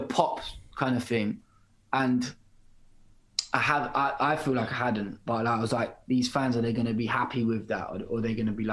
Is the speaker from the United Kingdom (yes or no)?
yes; United Kingdom; accent: British; I'm a British artist, and like I'm not gonna sing with an American or any other accent